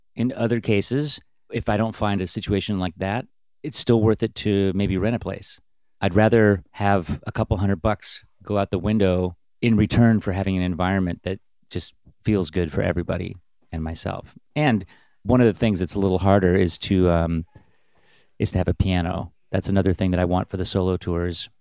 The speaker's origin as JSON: {"language": "English", "town": "Bellingham", "region": "Washington", "country": "United States", "also_born_or_lived": "Seattle", "said": "we were even from a little town, just like … was from Aberdeen. We were from Bellingham"}